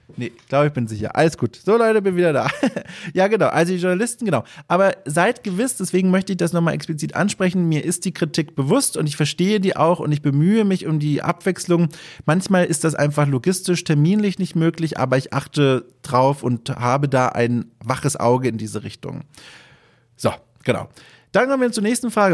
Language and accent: German; Southern Germany, Germany; moved away; durch meine süddeutsche Sozialisierung und, und Aufwachserei